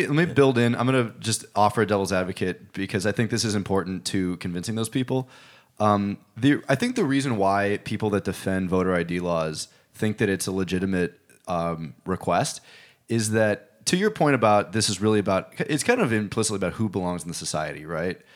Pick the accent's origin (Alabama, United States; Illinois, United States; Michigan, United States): Illinois, United States; Chicago; I'm from Chicago